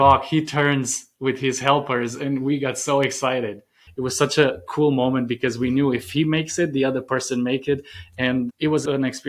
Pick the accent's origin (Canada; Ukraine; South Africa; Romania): Romania; moved away as an adult; now in United States; growing up in Romania.